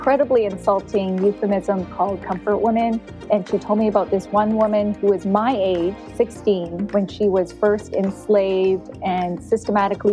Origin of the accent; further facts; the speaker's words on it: Burnaby, British Columbia, Canada; also born or lived in South Korea; I grew up in Vancouver, in a suburb of Vancouver, Burnaby.